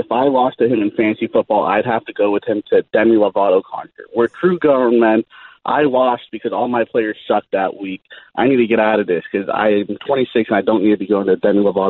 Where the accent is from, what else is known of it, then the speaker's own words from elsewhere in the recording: Dallas, Texas, United States; I'm 26. I'm from Dallas.